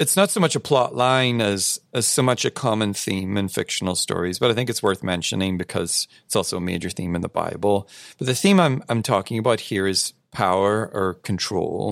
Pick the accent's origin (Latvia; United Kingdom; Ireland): United Kingdom; I am British after all